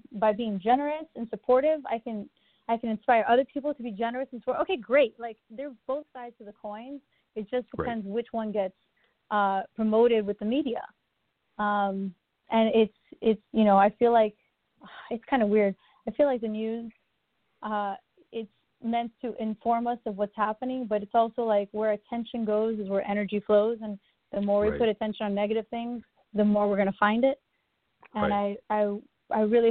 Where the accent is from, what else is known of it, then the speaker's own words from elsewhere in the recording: Miami, Florida, United States; moved away as an adult; now in Los Angeles, United States; Born and raised in Miami, Florida.